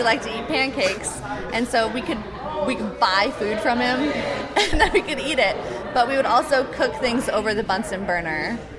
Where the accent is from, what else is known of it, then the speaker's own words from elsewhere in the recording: Des Moines, Iowa, United States; I'm from Des Moines